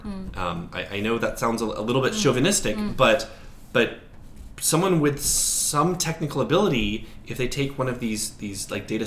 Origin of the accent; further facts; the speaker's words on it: Portland, Oregon, United States; when I was in Portland, Oregon, my hometown